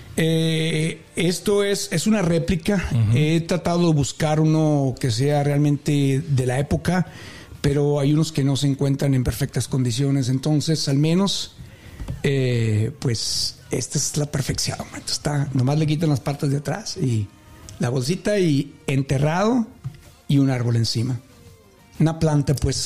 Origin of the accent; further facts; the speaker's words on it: Mexico; nosotros como mexicanos